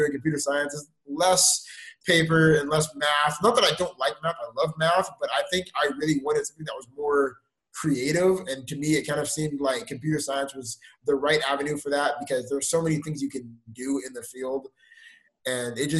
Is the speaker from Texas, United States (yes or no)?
yes; Houston, Texas, United States; now in Waco, United States; I'm from Houston, Texas